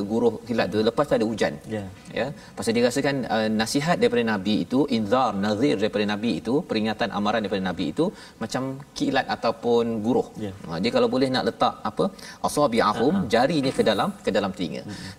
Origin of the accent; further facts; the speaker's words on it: Sabah, Malaysia; saya isi saya orang Sabah.